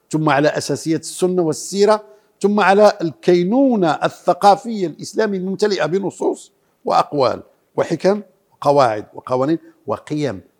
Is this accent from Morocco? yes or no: yes; Morocco; وهذا كان الحج سنة كاملة عندنا في المغرب